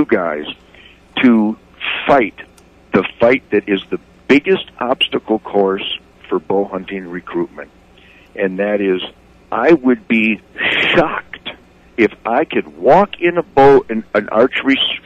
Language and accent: English; Redford, Michigan, United States; I was born and raised in Redford over there